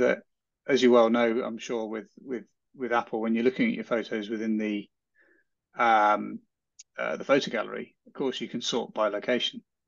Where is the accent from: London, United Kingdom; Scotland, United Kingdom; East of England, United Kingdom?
East of England, United Kingdom; Hardwick; I grew up around Cambridge